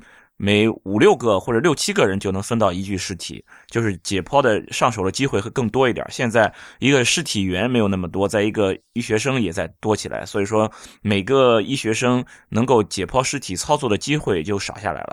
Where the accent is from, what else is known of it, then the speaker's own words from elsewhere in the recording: Jinan, Shandong, China; 因为我是济南人